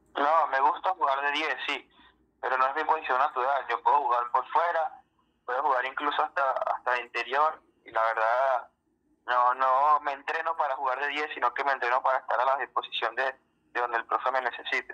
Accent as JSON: {"language": "Spanish", "country": "Venezuela", "moved": "as an adult", "lives_now": "Peru", "said": "era un jugador de nombre en mi país"}